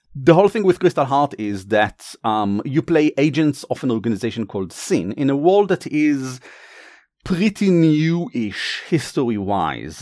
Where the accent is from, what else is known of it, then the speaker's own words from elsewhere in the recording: Israel; accent: Israeli; my accent is from Israel because originally we are from Israel